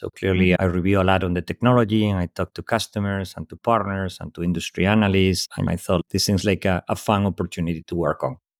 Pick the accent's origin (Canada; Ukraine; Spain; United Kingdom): Spain; English is a second language; moved away; also born or lived in Europe; clearly not native in English speaker, born in Spain, lived most of my life across Europe